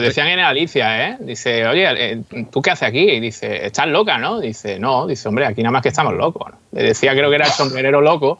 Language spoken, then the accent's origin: Spanish; Málaga area, Andalusia, Spain; mi tierra, de, la zona de Málaga, por aquí